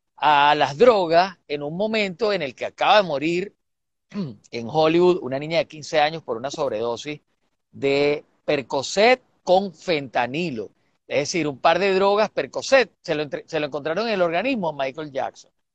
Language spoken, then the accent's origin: Spanish; Venezuela